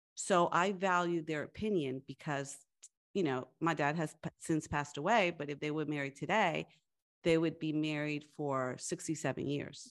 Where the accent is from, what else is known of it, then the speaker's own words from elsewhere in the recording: Long Island, New York, United States; first language Spanish; English is a second language; moved away; I grew up in Long Island and Nor-, Long Island, New York in a, uh, Latina family and where English was my second language and, uh, Spanish was my first language